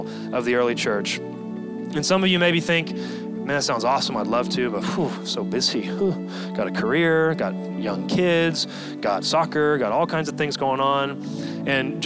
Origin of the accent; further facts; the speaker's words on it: Texas, United States; moved away as an adult; now in San Diego, United States; Texas is where I'm from